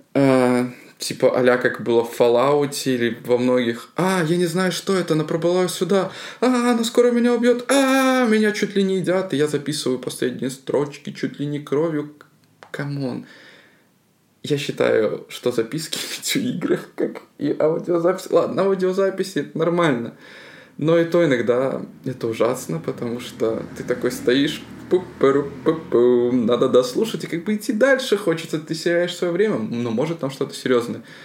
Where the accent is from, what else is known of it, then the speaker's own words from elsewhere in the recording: Belarus; Я как белорус